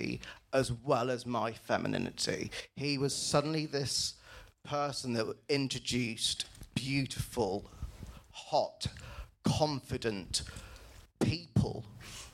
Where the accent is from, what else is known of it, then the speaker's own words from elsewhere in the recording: England, United Kingdom; I grew up in England, born in the 70s